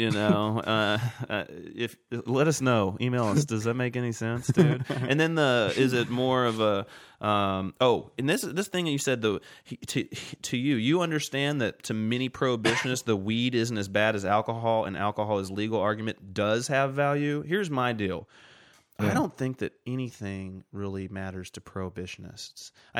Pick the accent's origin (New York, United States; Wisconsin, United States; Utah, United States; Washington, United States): Washington, United States; Walla Walla; Walla Walla Washington.